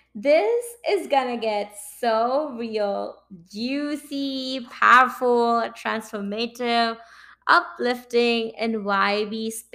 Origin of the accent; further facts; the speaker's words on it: India; moved away as an adult; now in Saint John, Canada; And I moved from India to Canada in early 2018, following my heart, my sweetheart, Akash.